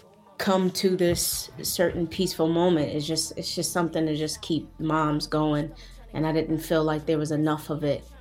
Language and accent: English; Buffalo, New York, United States; I'm from Buffalo, New York, upstate New York